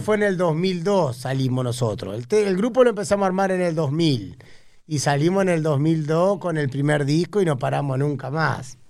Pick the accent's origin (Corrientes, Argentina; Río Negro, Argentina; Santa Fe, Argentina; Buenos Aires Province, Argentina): Buenos Aires Province, Argentina; Tigre; also born or lived in Tortuguitas; de chiquito viví en Tigre y en Tortuguita mucho